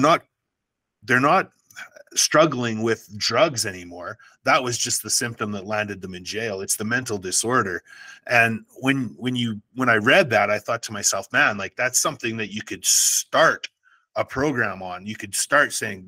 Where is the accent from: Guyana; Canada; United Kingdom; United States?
Canada; I'm Canadian